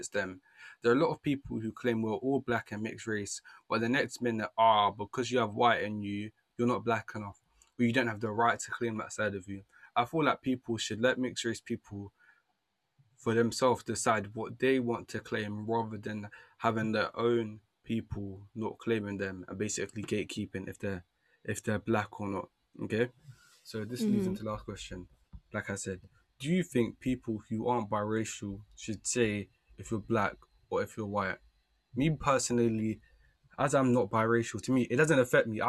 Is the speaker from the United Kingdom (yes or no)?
yes; London, United Kingdom; also born or lived in Jamaica; I grew up in South London, the place that I grew up in, there's a lot of black people